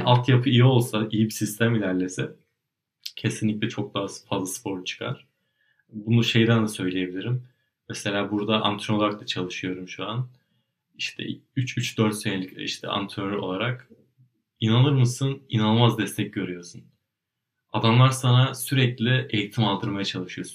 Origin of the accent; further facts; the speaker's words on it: Turkey; now in Germany; ben Türkiye'de doğdum büyüdüm.